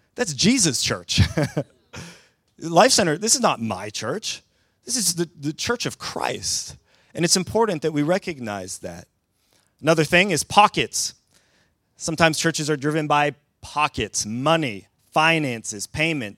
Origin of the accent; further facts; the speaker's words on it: southern Ontario, Canada; moved away as an adult; now in Sweden; as a Canadian who grew up in the southern part of the province of Ontario